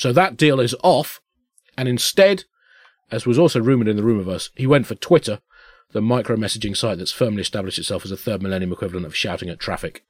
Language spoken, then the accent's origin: English; Tunbridge Wells, South East England, United Kingdom; we grew up in Tunbridge Wells